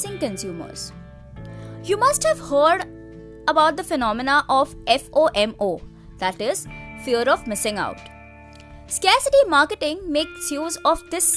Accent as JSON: {"language": "English", "country": "India", "said": "As an Indian consumer"}